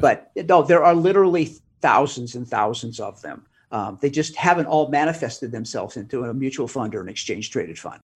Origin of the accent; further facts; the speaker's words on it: the Northwest, Pacific Northwest, United States; now in Arizona, United States; I'm from the Northwest